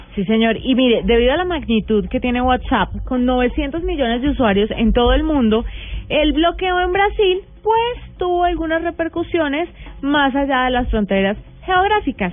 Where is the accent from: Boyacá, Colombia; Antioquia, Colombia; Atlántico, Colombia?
Boyacá, Colombia; Tuta; moved away; Aposentos Tuta, mi pueblo